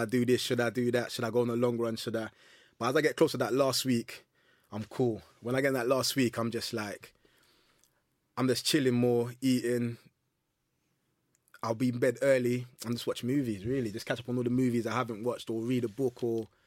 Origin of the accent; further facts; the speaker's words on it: London, United Kingdom; I grew up in North London, yeah, Tottenham, South Tottenham